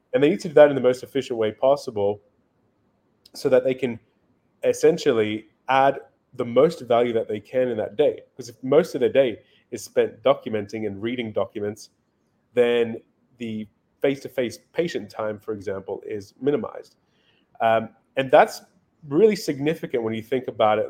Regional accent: Australia; moved away as an adult; now in Miami, United States; I grew up in Australia. Um, spent most of my life there

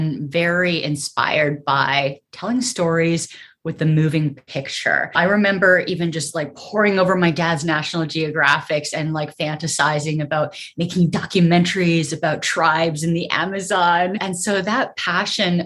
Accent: Canada; moved away as an adult; also born or lived in Vancouver; now in United States; I'm Canadian

